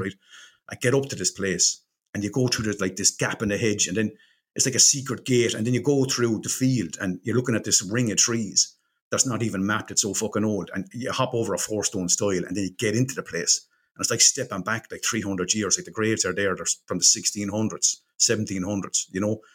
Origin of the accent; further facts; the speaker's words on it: Ireland; we're Irish